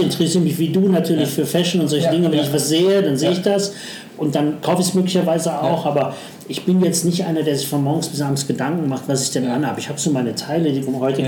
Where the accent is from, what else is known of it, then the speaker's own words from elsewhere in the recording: Düsseldorf, North Rhine-Westphalia, Germany; also born or lived in Duisburg; ich bin eigentlich in, in Duisburg geboren ja. und mein Vater ist dann beruflich dann Düsseldorf